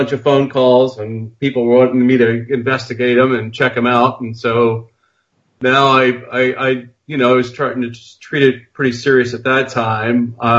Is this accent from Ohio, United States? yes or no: yes; Dayton, Ohio, United States; I grew up in Dayton, Ohio. That's where Project Blue Book was.